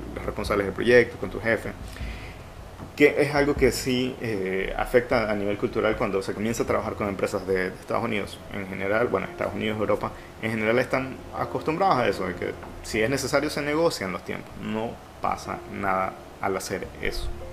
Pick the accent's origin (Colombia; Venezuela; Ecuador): Ecuador; como ecuatorianos